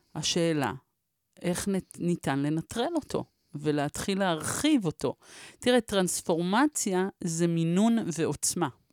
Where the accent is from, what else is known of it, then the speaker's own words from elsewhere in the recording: Israel; אנחנו מדינה כועסת